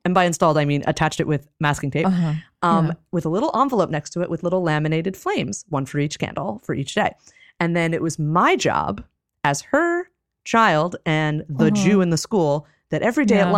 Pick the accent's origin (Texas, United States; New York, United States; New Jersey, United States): New Jersey, United States; And, no, I'm from New Jersey